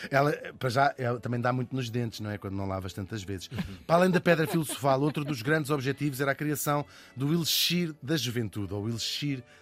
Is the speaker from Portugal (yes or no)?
yes; Portugal; De facto, eu tenho esta dupla nacionalidade, permite-me escolher as coisas onde sou português e as coisas onde sou holandês.